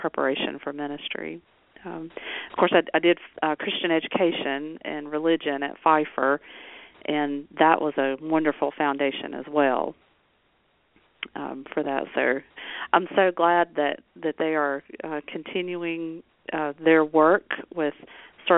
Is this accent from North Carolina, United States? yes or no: yes; Alexander County, North Carolina, United States; I'm native to North Carolina, so I grew up in Alexander County